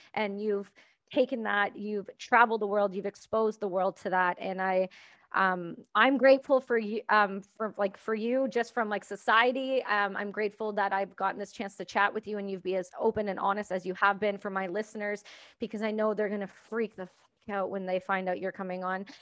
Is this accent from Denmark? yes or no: no; Canada; I'm Canadian